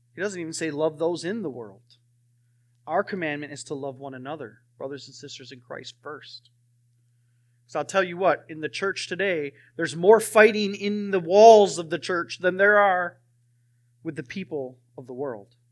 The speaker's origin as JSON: {"language": "English", "region": "Wisconsin", "country": "United States", "moved": "yes", "said": "I'm from Wisconsin"}